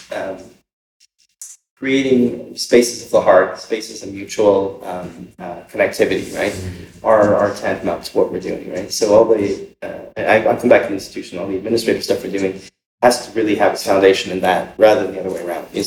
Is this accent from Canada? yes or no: yes; Canada; it's like I often don't talk about myself as being Canadian, right?